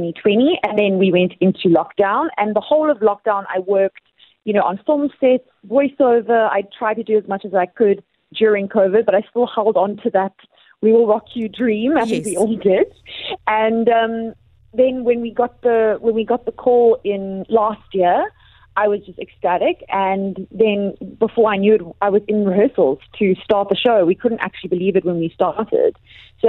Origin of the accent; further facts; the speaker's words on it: Cape Town, Western Cape, South Africa; I've done so many weeks in Cape Town, in my hometown